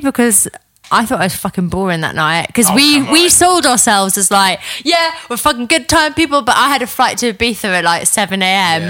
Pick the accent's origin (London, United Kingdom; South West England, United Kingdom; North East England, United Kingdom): North East England, United Kingdom; I'm a Geordie. I'm never going to fucking miss a flight.